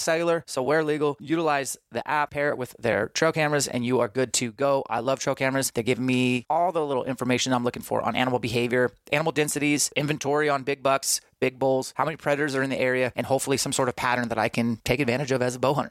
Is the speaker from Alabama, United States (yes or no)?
no; Spokane, Washington, United States; Spokane, my hometown